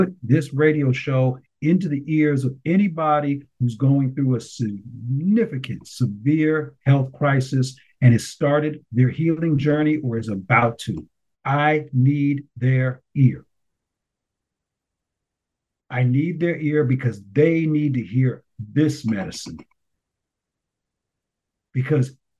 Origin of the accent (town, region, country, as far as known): United States